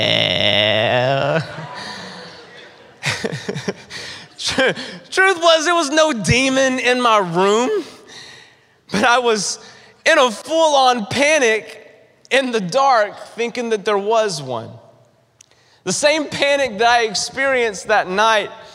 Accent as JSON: {"language": "English", "region": "North Carolina", "country": "United States", "tie": "born or raised there", "said": "I grew up in the South. I grew up in North Carolina. That's where I'm from."}